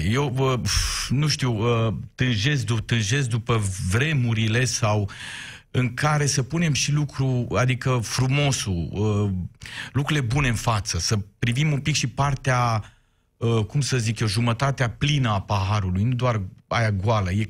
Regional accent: Miercurea Ciuc, Harghita County, Romania; sunt un român din Miercurea Ciuc care a învățat limba maghiară afară

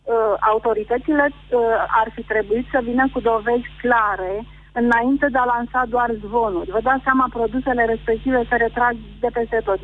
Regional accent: Pitești, Argeș, Romania; În Pitești

